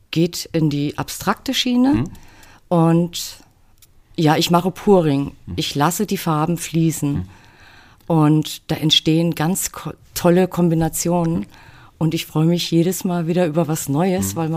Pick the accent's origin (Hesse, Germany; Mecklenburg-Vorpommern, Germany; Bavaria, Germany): Hesse, Germany; Großenlüder; also born or lived in Fulda; Also ich bin in Fulda geboren und in Großenlüder Müs